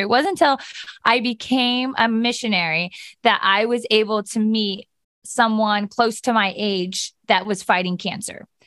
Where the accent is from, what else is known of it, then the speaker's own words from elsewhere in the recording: Steubenville, Ohio, United States; I grew up on a ranch right outside of Steubenville.